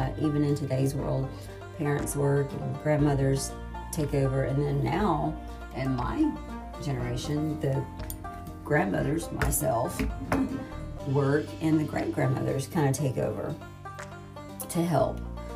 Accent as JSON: {"language": "English", "town": "Atmore", "region": "Alabama", "country": "United States", "tie": "born or raised there", "said": "I was born in Atmore in 69."}